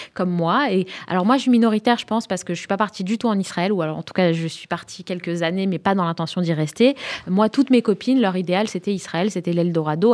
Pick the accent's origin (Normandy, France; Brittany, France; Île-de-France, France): Île-de-France, France; Sarcelles; moved away; sarcelloise de naissance